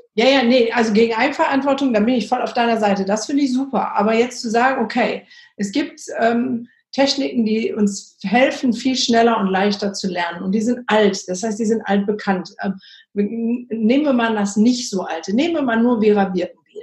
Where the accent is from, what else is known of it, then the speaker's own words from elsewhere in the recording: Germany; bei uns in Deutschland sind die Lehrer ja sogar verbeamtet